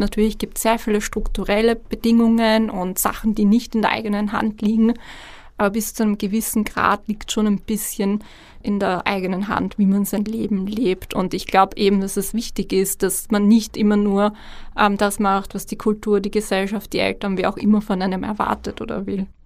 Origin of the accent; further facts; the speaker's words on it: Vienna, Austria; ich bin in Wien geboren, in Österreich geboren